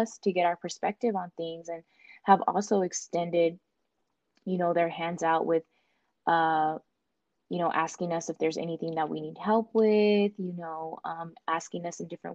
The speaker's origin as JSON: {"language": "English", "town": "El Paso", "region": "Texas", "country": "United States", "tie": "born or raised there", "said": "I'm actually from El Paso. I'm an El Paso native"}